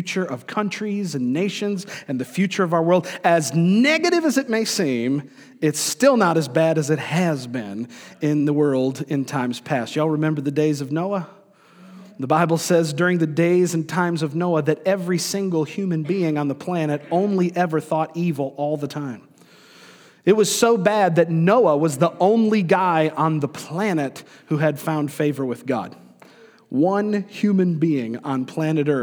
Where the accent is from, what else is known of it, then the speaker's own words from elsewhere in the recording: Florida, United States; also born or lived in New York; I grew up in Florida, I was born in New York, but spent most of my years coming up in the state of Florida